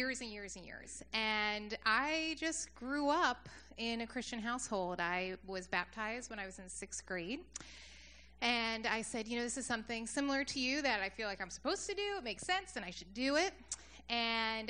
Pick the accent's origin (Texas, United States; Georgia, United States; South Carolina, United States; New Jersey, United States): New Jersey, United States; Beachwood; Jersey is really where I grew up. I grew up in Ocean County, so kind of by Seaside.